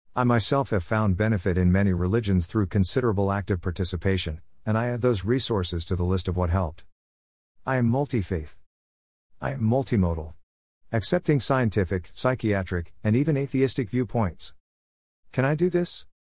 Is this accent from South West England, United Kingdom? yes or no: no; London, United Kingdom; moved away as an adult; also born or lived in India; now in New Zealand; I was born in London nineteen forty-seven